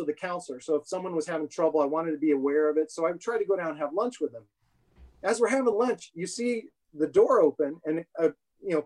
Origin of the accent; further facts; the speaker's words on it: Chico, California, United States; moved away as an adult; I was born up in Chico, California.